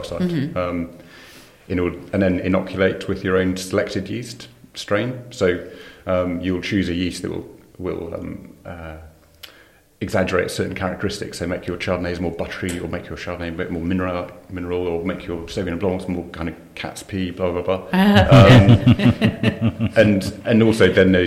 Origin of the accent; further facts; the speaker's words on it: Shrewsbury, West Midlands, United Kingdom; moved away; also born or lived in South East England / France / Colchester; I was born and brought up in Shrewsbury